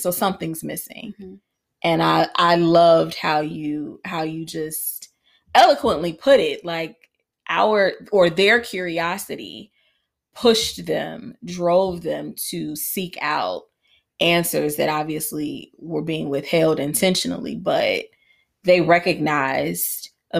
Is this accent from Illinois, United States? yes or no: yes; Chicago, Illinois, United States; we lived on a city block because of course we did because I grew up in Chicago.